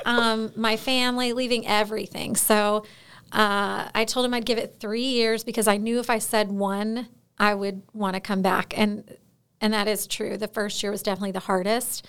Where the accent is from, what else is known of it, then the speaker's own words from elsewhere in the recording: Florida, United States; moved away as an adult; now in Alaska, United States; I'm originally from Florida